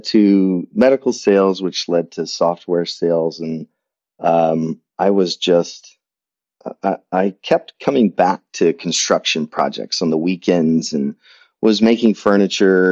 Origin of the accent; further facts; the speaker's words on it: Indianapolis, Indiana, United States; It was a great place to grow up, and went off to college, got a degree in English and Spanish at Butler University, my hometown